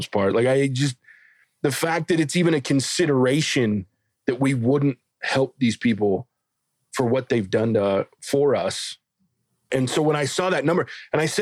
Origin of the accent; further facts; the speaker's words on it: the South, United States; I'm a redneck from the South.